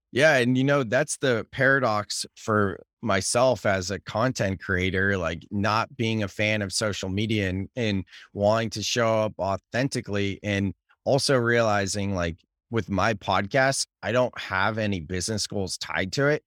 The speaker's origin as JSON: {"language": "English", "country": "United States", "said": "I'm American"}